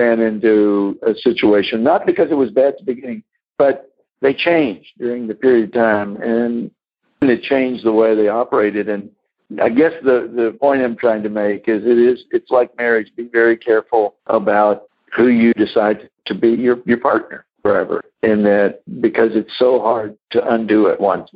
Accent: Corpus Christi, Texas, United States; I grew up in Corpus Christi

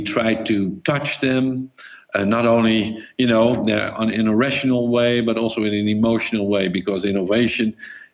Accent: Netherlands; I'm from Holland

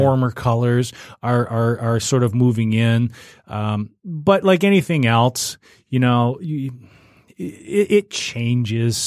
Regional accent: Warren, United States; where I grew up in Warren, uh, m, my elementary school was contained within my subdivision

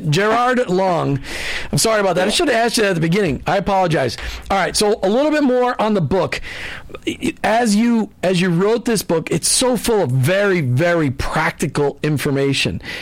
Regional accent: Minneapolis, Minnesota, United States; I grew up in Minneapolis, and uh, a lot of the Lutheran churches had it, a lot of the Catholic churches had it

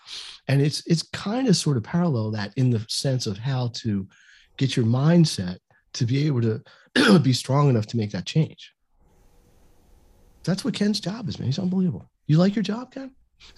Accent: Canada; Guess who? We're Canadian.

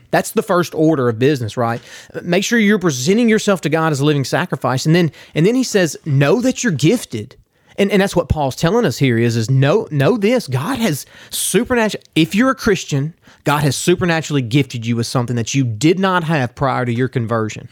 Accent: Garland, United States; I'm from Garland

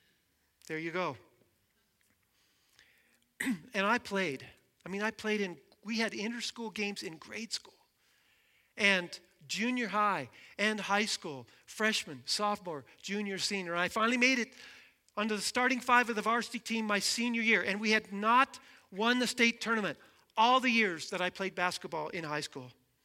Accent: Albin, Wyoming, United States; Where I grew up in Alban, Wyoming, basketball was king.

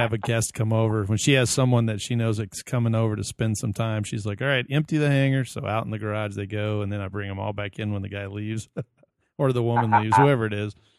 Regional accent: Sugar Land, Texas, United States; moved away as an adult; now in Phoenix, United States; I grew up in Sugarland, Texas, on the southwest

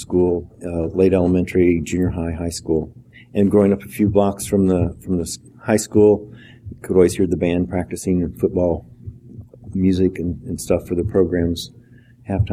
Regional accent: South Central Iowa, United States; A farming community. I grew up just a few miles north of the Missouri line

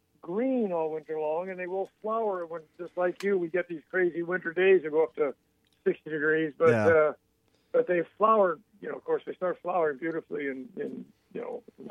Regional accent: Georgia, United States; Well, you know, we're from Georgia.

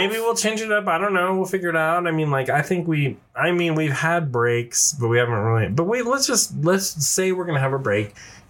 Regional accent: Kansas City, United States; now in Colorado, United States; I was from Kansas City.

